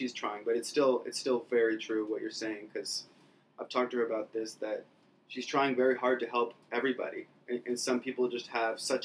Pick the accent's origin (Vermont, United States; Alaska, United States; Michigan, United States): Vermont, United States; moved away as an adult; also born or lived in Ohio; now in Panama; I loved my upbringing in Vermont